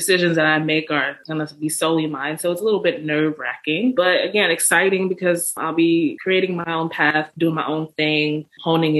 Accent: Houston, Texas, United States; also born or lived in New Orleans / Galveston / Durham; now in Dallas, United States; I grew up in Houston

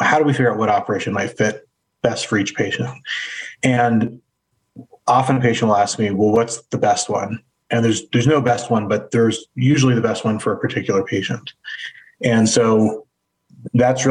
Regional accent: Fort Bragg, California, United States; also born or lived in Durham, North Carolina; now in Cleveland, United States; I grew up in Northern California in a small town called Fort Bragg, which is on the coast about four hours north of San Francisco

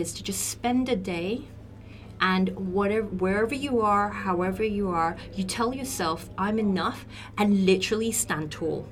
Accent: Australia; I'm from Australia

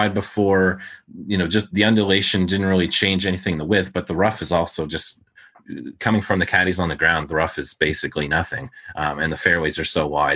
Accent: Canada; I'm Canadian

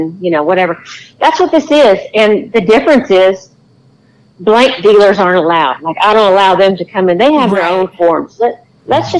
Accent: Texas, United States; I'm from Texas

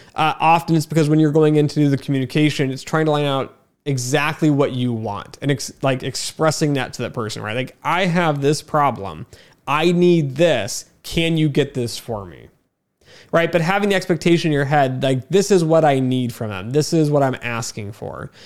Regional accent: United States; even as an American

